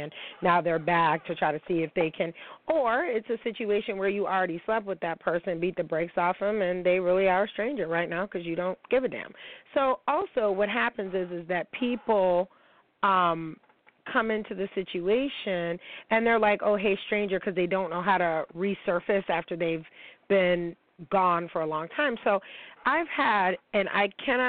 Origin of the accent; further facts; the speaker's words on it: New York, United States; reporting live from the 716, my hometown